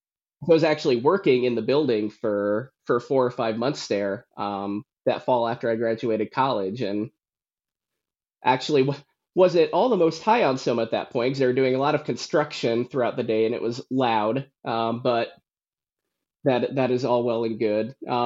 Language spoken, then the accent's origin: English; Warsaw, Indiana, United States; But yes, so I grew up in Warsaw, Indiana. I grew up in the church, went to church my whole life, to the same church that my mom went to and my grandma went to.